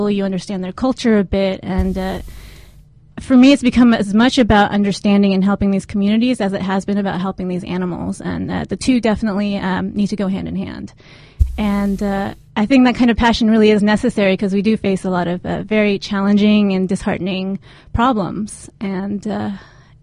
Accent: San Diego, California, United States; also born or lived in Japan; I was born in Japan, but grew up in San Diego

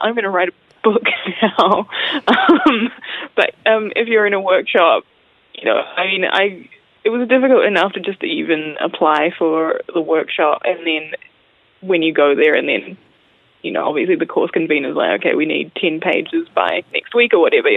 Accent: Auckland, New Zealand; also born or lived in Wellington; I'm from Auckland, and I've lived there most of my life

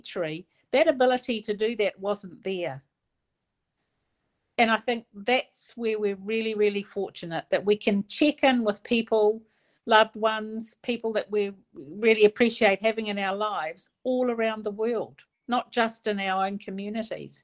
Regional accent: Pukekohe, Auckland, New Zealand; now in Whakatāne, New Zealand; I grew up in Pukekohe in South Auckland

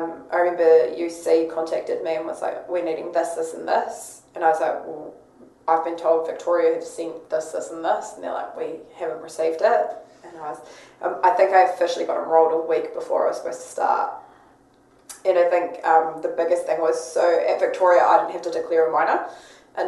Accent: Wellington, New Zealand; moved away as an adult; now in Christchurch, New Zealand; growing up in Wellington where we experienced a lot of earthquakes growing up

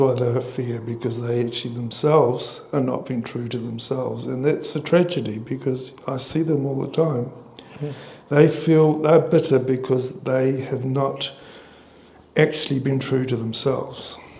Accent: Australia; now in New Zealand; as Australian, but obviously support here in New Zealand

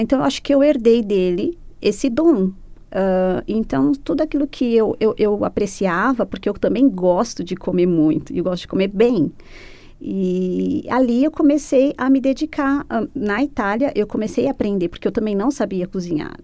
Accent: São Caetano do Sul, São Paulo, Brazil; moved away as an adult; also born or lived in Italy; now in Christchurch, New Zealand; eu sou de São Caetano do Sul, São Paulo

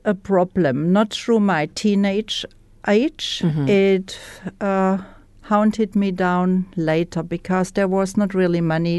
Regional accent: Germany; English is a second language; moved away as an adult; now in New Zealand

